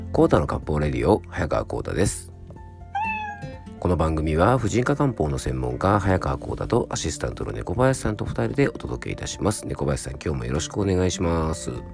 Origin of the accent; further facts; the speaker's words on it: Fuefuki, Yamanashi, Japan; 僕の地元のあの山梨県の笛吹市のね伊沢町